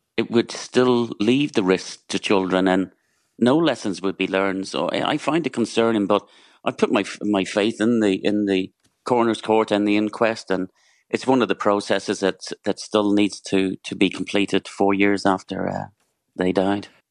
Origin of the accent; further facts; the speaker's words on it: Donegal, Ulster, Ireland; I'm from Donegal